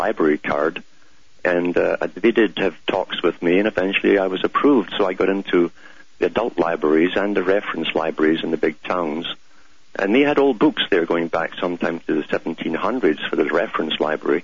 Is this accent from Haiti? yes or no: no; United Kingdom; growing up in Britain